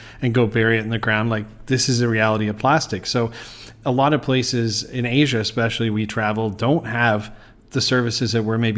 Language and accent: English; Canada; now in Bangkok, Thailand; I am from Canada